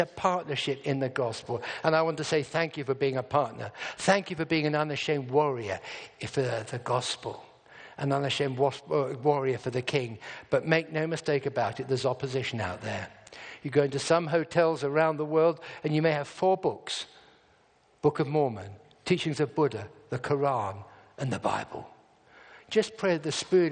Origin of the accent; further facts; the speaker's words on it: England, United Kingdom; I'm from England.